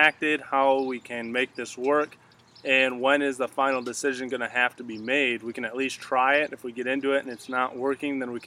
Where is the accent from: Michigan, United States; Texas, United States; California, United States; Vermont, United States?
Michigan, United States; my home state of Michigan